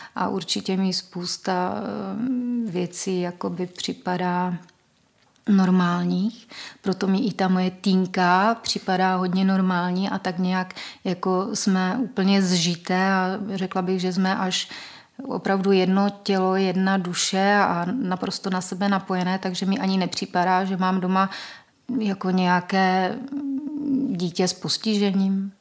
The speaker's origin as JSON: {"language": "Czech", "town": "Olomouc", "region": "Olomouc Region", "country": "Czechia", "tie": "born or raised there", "moved": "yes", "said": "já vlastně pocházím původně z Olomouce, kde jsem se narodila mojí biologické mamince."}